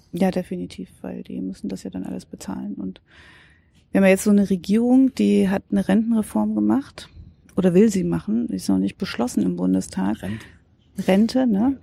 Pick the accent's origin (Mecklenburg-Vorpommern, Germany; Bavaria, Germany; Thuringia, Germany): Thuringia, Germany; bin Thüringerin